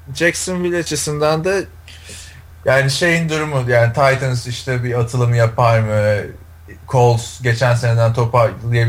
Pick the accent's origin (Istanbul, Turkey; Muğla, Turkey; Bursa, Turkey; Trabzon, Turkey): Istanbul, Turkey; now in United States; İstanbul, Türkiye.